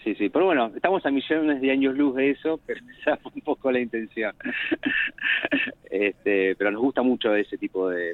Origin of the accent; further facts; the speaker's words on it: Martínez, Buenos Aires Province, Argentina; nací en Martínez